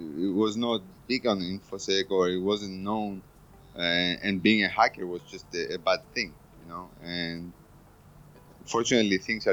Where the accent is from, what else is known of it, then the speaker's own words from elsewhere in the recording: Cyprus; I come from Cyprus